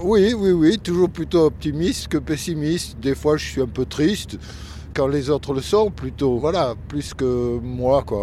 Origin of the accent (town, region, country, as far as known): Perpignan, Occitania, France; born or raised there; moved away as an adult; now in Paris, France